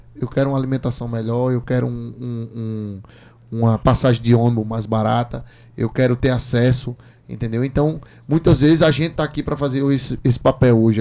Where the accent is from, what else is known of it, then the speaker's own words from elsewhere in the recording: João Pessoa, Paraíba, Brazil; Sou morador do Castelo Branco. Nasci e me criei no Castelo Branco, bem pertinho.